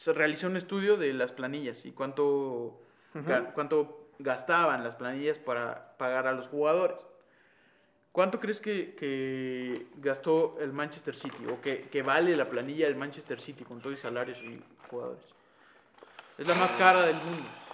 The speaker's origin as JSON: {"language": "Spanish", "country": "Mexico", "moved": "yes", "lives_now": "Guatemala", "said": "ahora somos, bueno, mexicanos"}